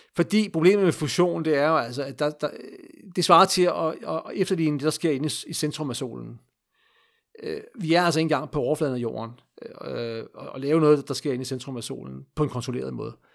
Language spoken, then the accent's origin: Danish; Denmark; vi som danskere